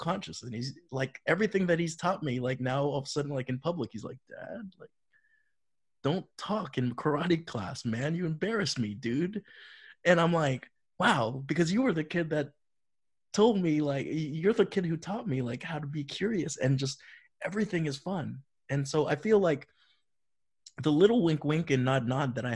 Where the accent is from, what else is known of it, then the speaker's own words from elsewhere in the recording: Florida, United States; growing up in Florida